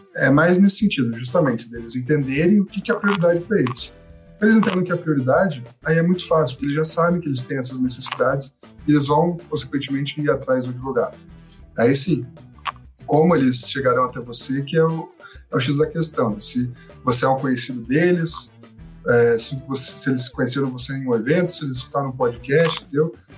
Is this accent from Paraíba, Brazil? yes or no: no; Curitiba, Paraná, Brazil; eu sou curitibano, tô, moro aqui em Curitiba